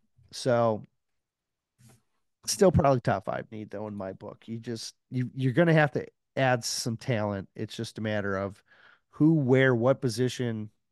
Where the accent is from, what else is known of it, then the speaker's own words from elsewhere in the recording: Detroit, Michigan, United States; even though I like Detroit. I'm from Detroit.